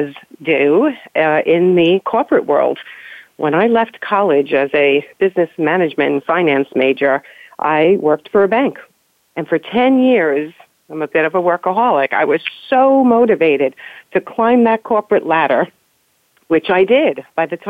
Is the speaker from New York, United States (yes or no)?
yes; New York, United States; We grew up in New York